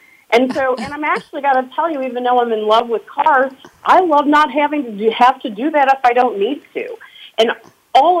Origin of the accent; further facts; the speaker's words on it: Michigan, United States; moved away as an adult; also born or lived in New York / Connecticut / Chicago; I am a girl from Michigan that relocated to New York and Connecticut probably about 10 years ago.